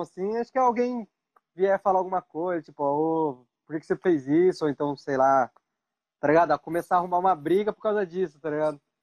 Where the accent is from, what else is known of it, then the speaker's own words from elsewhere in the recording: Pindamonhangaba, São Paulo, Brazil; moved away as an adult; also born or lived in São José dos Campos; now in Japan; A maior parte da minha vida eu morei em Pindamonhangaba